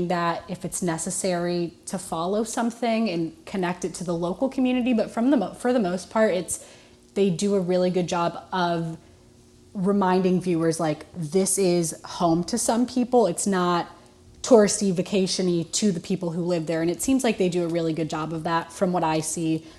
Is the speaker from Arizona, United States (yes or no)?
no; California, United States; moved away; I was born and raised in California.